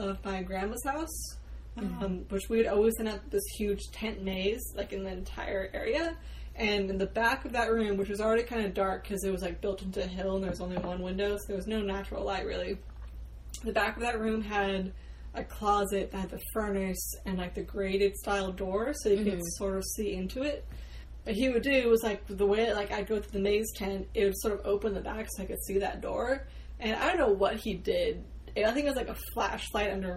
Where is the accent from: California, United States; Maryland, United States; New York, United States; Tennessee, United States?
California, United States; Bay Area; now in Massachusetts, United States; I grew up in the Bay Area of California